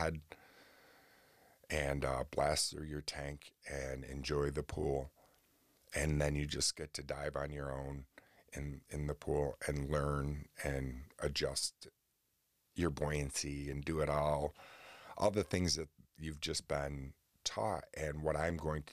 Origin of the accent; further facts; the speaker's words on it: Oswego, New York, United States; right here in Oswego, New York, in my hometown